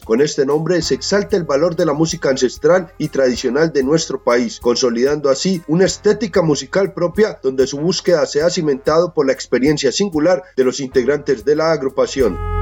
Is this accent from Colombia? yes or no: yes; Colombia; nuestras raíces como colombianos